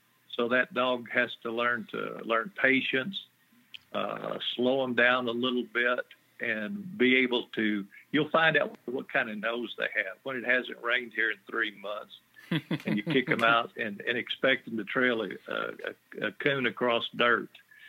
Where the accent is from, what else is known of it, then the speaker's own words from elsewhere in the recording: Texas, United States; Well, I was raised in South Texas, about 50 miles southwest of San Antonio. But I live in the hill country and have since 1985.